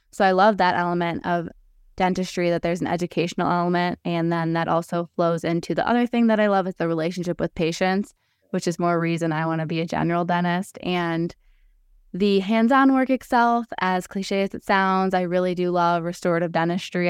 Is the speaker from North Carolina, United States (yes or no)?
no; Detroit, Michigan, United States; also born or lived in Ann Arbor, Michigan / East Lansing, Michigan; I grew up in the Detroit area